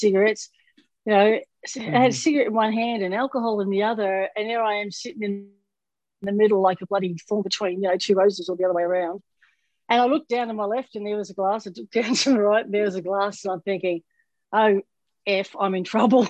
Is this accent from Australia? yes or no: yes; Melbourne, Victoria, Australia; moved away as an adult; now in Florida, United States; we've got a Melbourne in Florida, my hometown in Australia